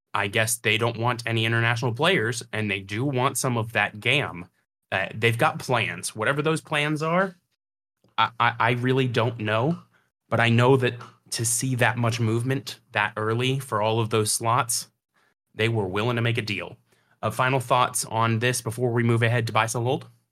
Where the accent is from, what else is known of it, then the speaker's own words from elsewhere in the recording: United States; I'm an American